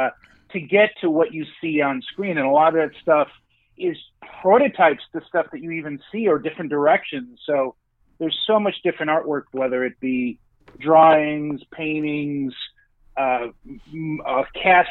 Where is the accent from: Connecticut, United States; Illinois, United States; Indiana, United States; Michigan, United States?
Illinois, United States; Chicago suburbs; I grew up in the Chicago suburbs.